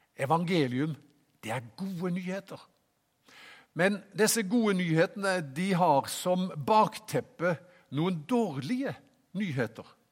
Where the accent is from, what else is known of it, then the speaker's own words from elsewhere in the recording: Haugesund, Rogaland, Norway; moved away; Jeg kom jo fra Haugesund